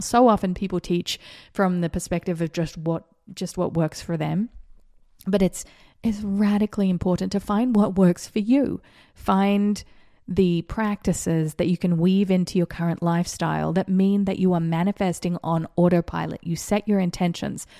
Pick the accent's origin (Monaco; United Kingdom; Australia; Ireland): Australia; moved away; also born or lived in Vero Beach, Florida; I grew up in schools in Australia where you had to slip, slop, slap.